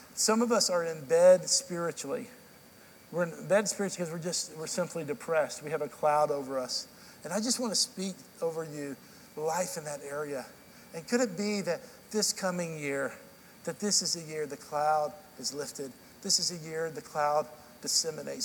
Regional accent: Dallas, Texas, United States; now in Nashville, United States; I grew up in Central Time in Dallas

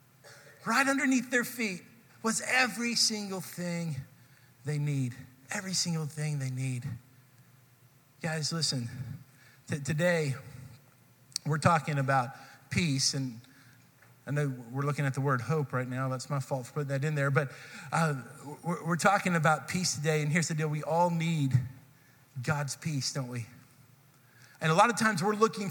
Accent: Texas, United States; I grew up in Texas, and so we spent some time studying this in Texas history, seventh grade Texas history

